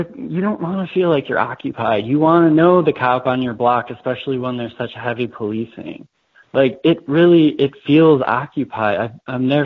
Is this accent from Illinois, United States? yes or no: yes; Chicago, Illinois, United States; I grew up in Jeff Park, which is like totally, like there's literally 8 cops on my block